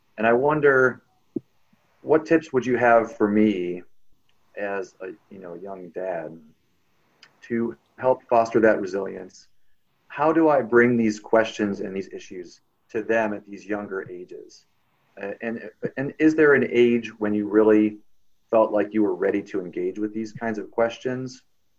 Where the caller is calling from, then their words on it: Indiana, United States; Hi, Elsie. I'm calling from Indiana, United States. And I am the dad of 2 young boys, 2 and 6.